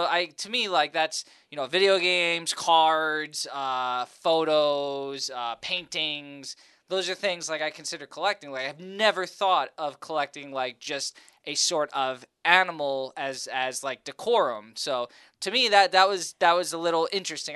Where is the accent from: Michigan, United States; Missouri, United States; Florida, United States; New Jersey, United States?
New Jersey, United States; I was born and raised in North Jersey